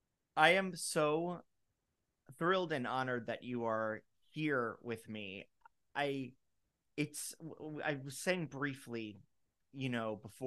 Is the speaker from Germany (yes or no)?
no; Florida, United States; I grew up in Florida